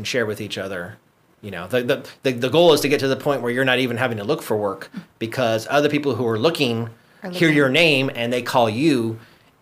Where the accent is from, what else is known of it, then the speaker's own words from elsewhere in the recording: Guam; moved away as an adult; now in Los Angeles, United States; growing up on Guam, it's a tight-knit community